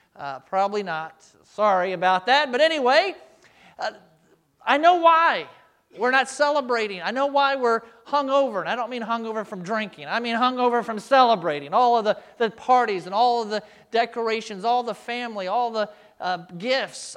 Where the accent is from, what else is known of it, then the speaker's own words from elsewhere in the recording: United States; as American Christians